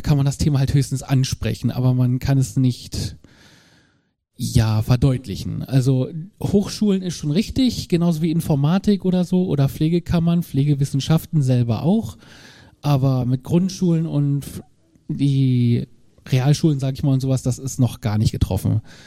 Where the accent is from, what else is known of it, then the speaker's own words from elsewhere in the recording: Braunschweig, Lower Saxony, Germany; ich komme aus Braunschweig